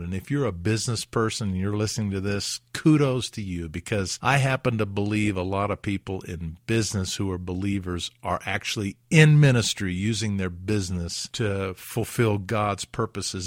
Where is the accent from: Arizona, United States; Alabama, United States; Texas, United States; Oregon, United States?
Alabama, United States; moved away as an adult; also born or lived in South Carolina; I was from Alabama